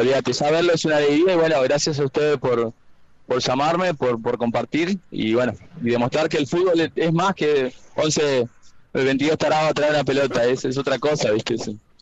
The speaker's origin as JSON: {"language": "Spanish", "town": "La Plata", "region": "Buenos Aires Province", "country": "Argentina", "tie": "born or raised there", "moved": "yes", "lives_now": "Corrientes, Argentina", "said": "Nací en La Plata, vivo hace muchos años acá"}